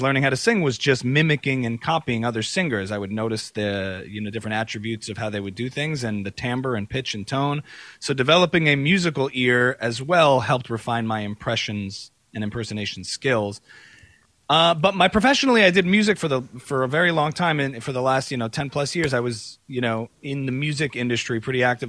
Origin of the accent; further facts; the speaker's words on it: New Jersey, United States; I grew up as a modern Orthodox Jew on the East Coast in New Jersey